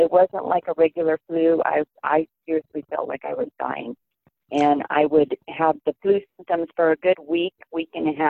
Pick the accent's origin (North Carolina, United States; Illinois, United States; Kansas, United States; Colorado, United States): Colorado, United States; moved away as an adult; now in Southern California, United States; I am originally a Colorado mountain girl